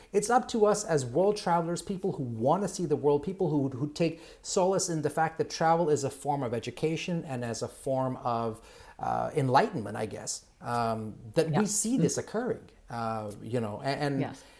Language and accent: English; Kenya; moved away; I'm originally from Kenya